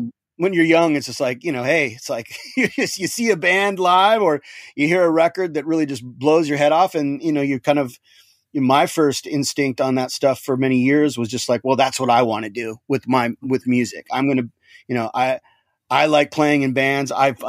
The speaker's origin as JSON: {"language": "English", "town": "Seattle", "region": "Washington", "country": "United States", "tie": "born or raised there", "also_born_or_lived": "Dallas, Texas", "said": "I was actually born in Dallas, Texas, but yeah, I moved to Seattle when I was 2 years old, and okay. I grew up in Seattle, so I spent from 1972 to 1996 in Seattle, Washington."}